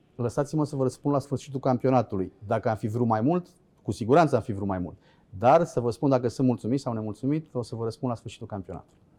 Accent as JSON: {"language": "Romanian", "area": "Dobroteasa, Câmpul Mare", "region": "Olt County", "country": "Romania", "tie": "born or raised there", "said": "Sunt oltean crescut pe malul Oltului."}